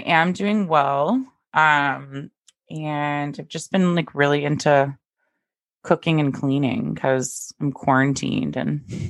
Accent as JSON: {"language": "English", "town": "Dallas", "region": "Texas", "country": "United States", "tie": "born or raised there", "moved": "yes", "lives_now": "Maine, United States", "said": "growing up in Dallas"}